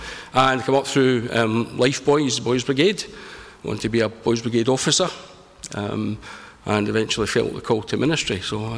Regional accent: Glasgow, Scotland, United Kingdom; I'm from Glasgow. I'm from the West End of Glasgow. The inner West End, not the posh West End.

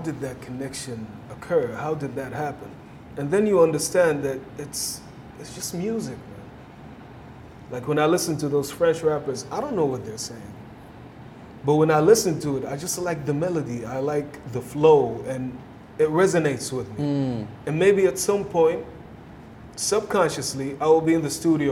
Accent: Saudi Arabia; I'm all the way from home in Saudi

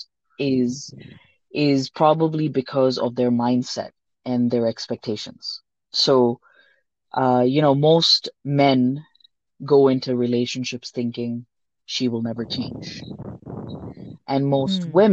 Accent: India; first language Sindhi; English is a second language; also born or lived in Hong Kong; now in Denver, United States; Me being Indian

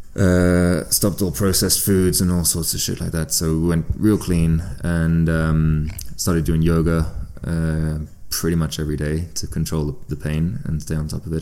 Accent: south of France, France; moved away; also born or lived in United Kingdom / Andorra; So I was born in the UK and uh, ended up uh, growing up in France, um, like way down the south of France, uh, probably two hours from Andorra

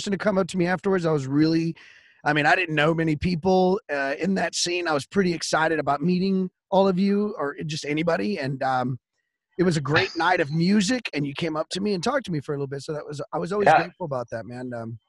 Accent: Wichita Falls, Texas, United States; I'm from Wichita Falls, so I get the scene. It's a hop, skip away.

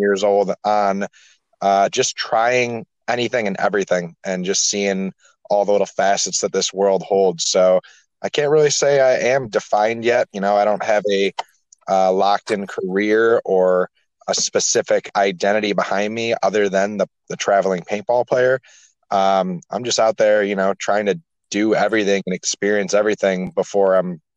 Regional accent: Buffalo, New York, United States; I was born and raised in Buffalo, New York

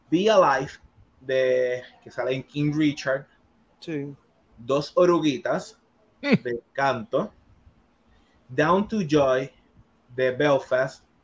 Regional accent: Puerto Rico

